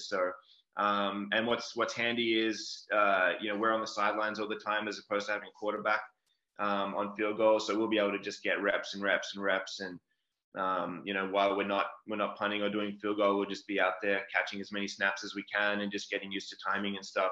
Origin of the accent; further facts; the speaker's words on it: Melbourne, Victoria, Australia; moved away as an adult; I grew up in Australia, uh, down in Melbourne, um, pretty big city